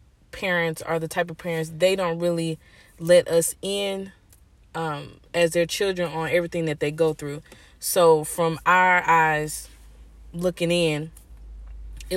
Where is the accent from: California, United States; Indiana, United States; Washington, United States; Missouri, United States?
Missouri, United States; St. Louis; also born or lived in Florida / New York / Baltimore, Maryland / Chicago; I was born in St. Louis. But after traveling, we came back to St. Louis, and I started going to school